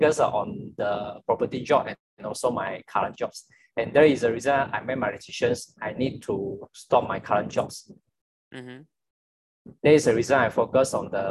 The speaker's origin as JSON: {"language": "English", "region": "Johor", "country": "Malaysia", "said": "I'm from Johor actually"}